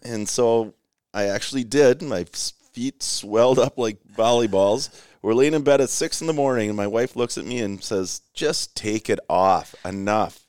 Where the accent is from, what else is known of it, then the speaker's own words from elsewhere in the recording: Rochester, Minnesota, United States; I grew up in Rochester